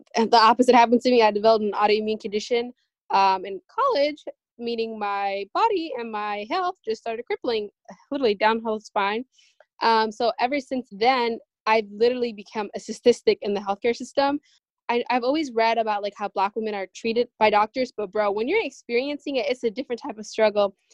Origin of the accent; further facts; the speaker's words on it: Seattle, Washington, United States; we're all from Seattle